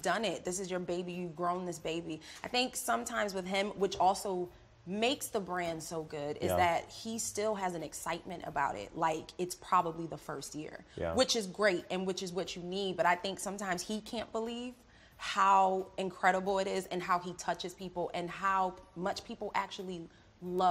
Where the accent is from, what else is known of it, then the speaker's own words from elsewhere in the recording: Philadelphia, Pennsylvania, United States; I'm from Philly